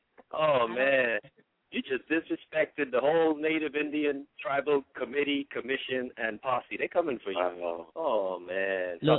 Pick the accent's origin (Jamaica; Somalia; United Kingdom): Jamaica; I'm from Jamaica